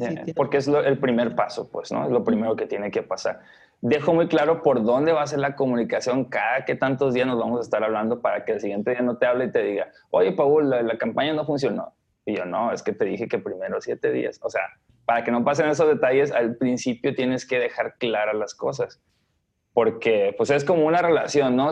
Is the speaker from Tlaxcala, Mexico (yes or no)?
no; Los Mochis, Sinaloa, Mexico; now in Guadalajara, Mexico; yo vivo en Guadalajara, ¿no? Este, Soy de Los Mochis, Sinaloa